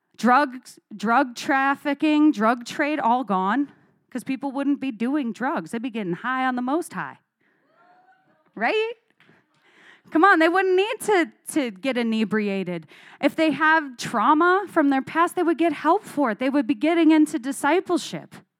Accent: Arizona, United States; I grew up in Arizona where we have lots of creeks.

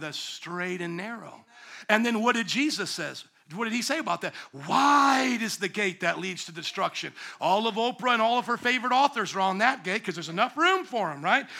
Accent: the South, United States; I grew up in the South

